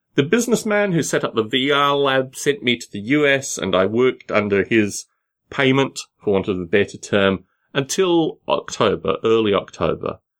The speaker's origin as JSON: {"language": "English", "country": "Australia", "also_born_or_lived": "Sunnyvale / Los Gatos", "moved": "as an adult", "said": "I wasn't gonna go back to Australia"}